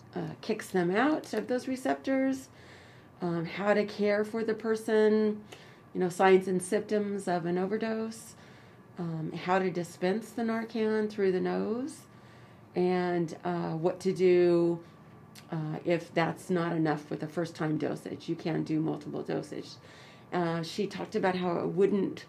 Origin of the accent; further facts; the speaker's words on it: Choctaw Nation of Oklahoma, United States; I'm from the Choctaw Nation of Oklahoma